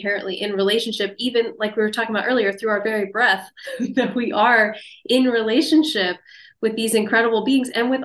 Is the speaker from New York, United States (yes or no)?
no; Pennsylvania, United States; Japanese knotweed was growing in my backyard where I grew up in Pennsylvania